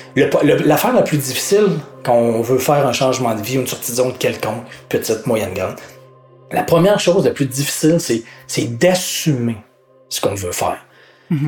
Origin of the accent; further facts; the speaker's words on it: Quebec, Canada; accent: Québécois; en tant que Québécois